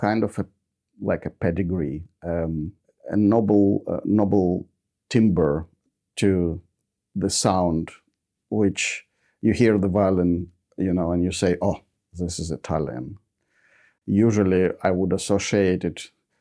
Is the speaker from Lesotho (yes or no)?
no; Ukraine; now in Australia; I was born in Ukraine